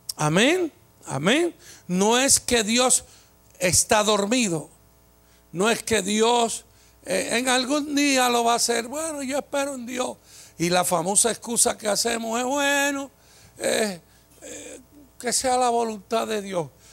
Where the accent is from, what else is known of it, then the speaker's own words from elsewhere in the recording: Puerto Rico; como somos los boricuas